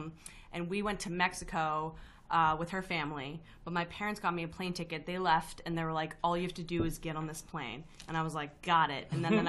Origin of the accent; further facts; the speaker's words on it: Vancouver, British Columbia, Canada; moved away; I grew up in Vancouver, Canada.